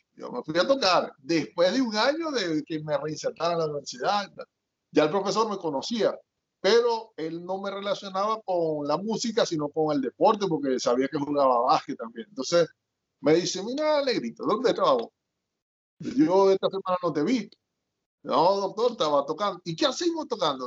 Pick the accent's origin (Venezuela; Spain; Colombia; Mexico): Venezuela; Maracaibo, Zulia; accent: mix of Maracaibo and south of the lake; moved away as an adult; now in United States; yo nací en Maracaibo, pero mis papás son de allá del sur del lago